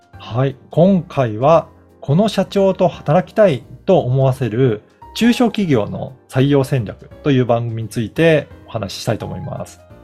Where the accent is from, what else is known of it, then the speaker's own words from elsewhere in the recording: Okayama, Japan; moved away; 私の実家は岡山なんですけど